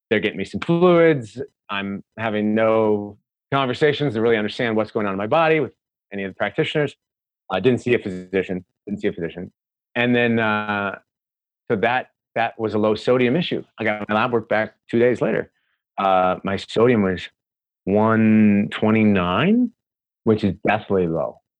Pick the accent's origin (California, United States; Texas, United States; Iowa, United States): Iowa, United States; Des Moines; So out of Iowa City, Iowa, I'm fourth generation Hawkeye. So I grew up in Des Moines